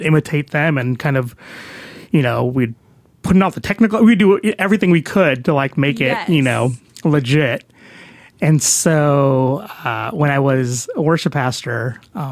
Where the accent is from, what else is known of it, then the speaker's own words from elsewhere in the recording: Chicago, Illinois, United States; moved away as an adult; now in Dallas, United States; I grew up in Chicago. I was born and raised there